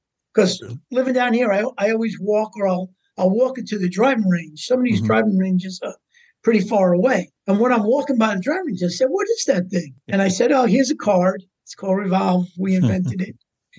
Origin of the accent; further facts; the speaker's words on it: New York, United States; I came from New York and we played Bethpage.